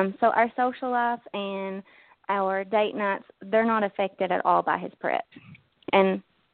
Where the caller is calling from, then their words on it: Kentucky, United States; I'm calling from Kentucky.